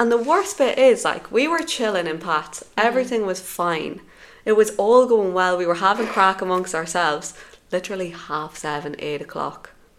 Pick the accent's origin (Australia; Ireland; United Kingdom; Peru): Ireland; Dundalk, County Louth; moved away as an adult; now in Valencia, Spain